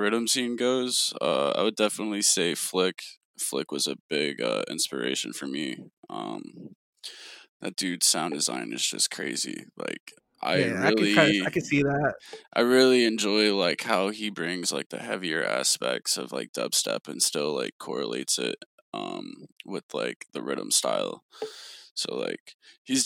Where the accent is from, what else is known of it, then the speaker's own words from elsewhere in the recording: Knoxville, Tennessee, United States; moved away as an adult; now in Atlanta, United States; I'm originally actually from Knoxville, Tennessee.